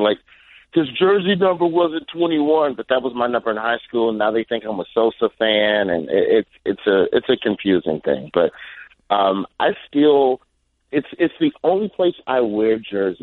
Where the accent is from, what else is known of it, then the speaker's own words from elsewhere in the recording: Birmingham, Alabama, United States; I'm from Birmingham, Alabama